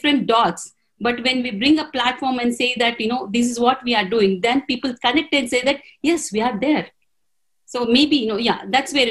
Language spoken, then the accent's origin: English; Telugu medium, Telugu-speaking area, India; English is a second language; I was from a Telugu medium. I was the regional language I'm talking about.